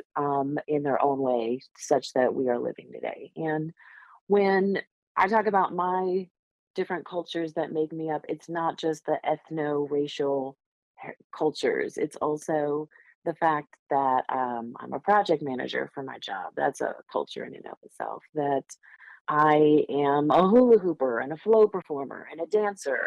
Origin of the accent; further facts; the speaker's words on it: Northeast, United States; moved away; I grew up in the Northeast